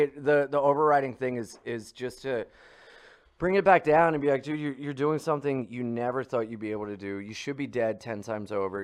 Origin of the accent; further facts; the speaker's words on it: Delaware, United States; I grew up in Delaware